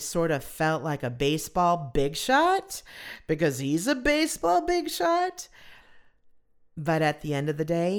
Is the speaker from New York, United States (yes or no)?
no; Southern California, United States; I grew up in Southern California, and we were loyal Dodger fans